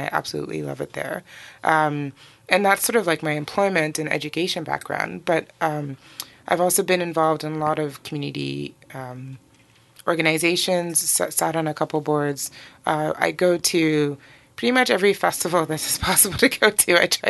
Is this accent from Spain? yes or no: no; Nigeria; born there; also born or lived in Benin / Togo / Burkina Faso / Guinea; So born in Nigeria. My family moved around a lot in West Africa. So I've lived in a number of countries. So Benin, Togo, Burkina Faso, Guinea, Conakry